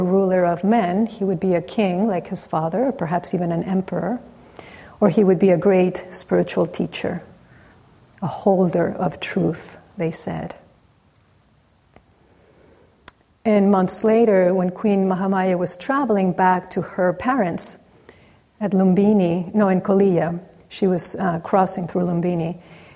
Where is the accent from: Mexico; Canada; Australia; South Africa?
Mexico; growing up in Mexico, where really every corner there's a church